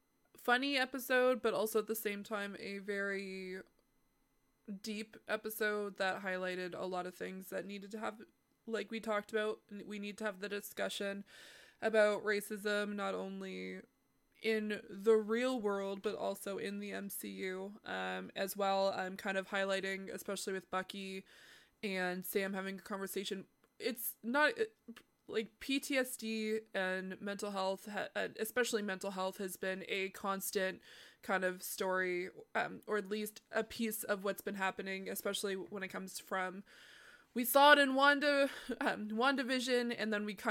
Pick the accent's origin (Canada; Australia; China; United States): Canada; Well, as the Canadian here.